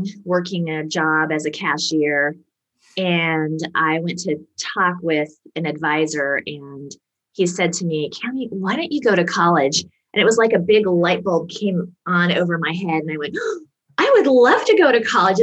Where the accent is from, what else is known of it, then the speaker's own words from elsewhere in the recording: Seattle, Washington, United States; I grew up around Seattle, Washington in the USA